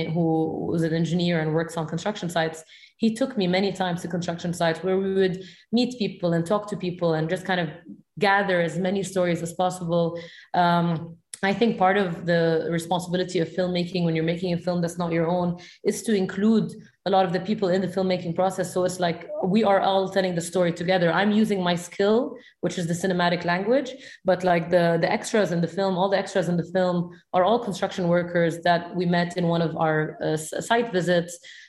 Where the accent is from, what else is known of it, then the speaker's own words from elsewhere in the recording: Beirut, Beirut Governorate, Lebanon; accent: Syrian; my culture is very much Syrian. And I've felt the feeling of, you know, growing up in Beirut, having a Syrian accent